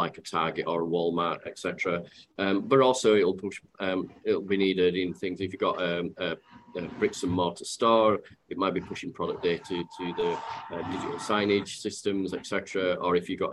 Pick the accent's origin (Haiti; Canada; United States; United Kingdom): United Kingdom; Yorkshire and the Humber; accent: Yorkshire; for those that have got my accent, they'll know that I'm from Yorkshire